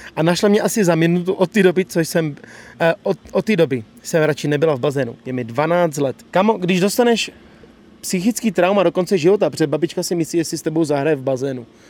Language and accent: Czech; Bohemia, Czechia; u nás v Čechách